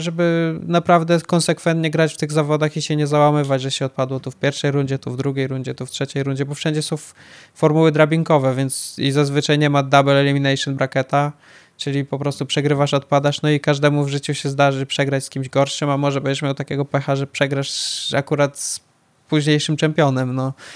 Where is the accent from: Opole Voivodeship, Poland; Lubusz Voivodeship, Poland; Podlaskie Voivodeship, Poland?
Podlaskie Voivodeship, Poland; Białystok; jestem z Białego Stoku